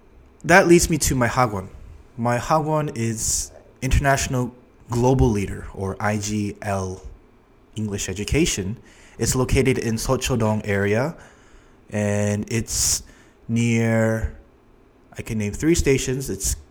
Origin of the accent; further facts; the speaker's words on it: Toronto, Ontario, Canada; moved away as an adult; now in Seoul, South Korea; I'm originally from Toronto, Canada